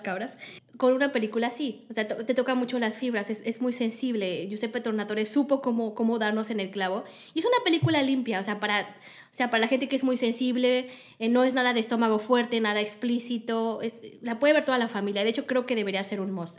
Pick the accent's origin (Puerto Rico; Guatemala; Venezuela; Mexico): Mexico; en México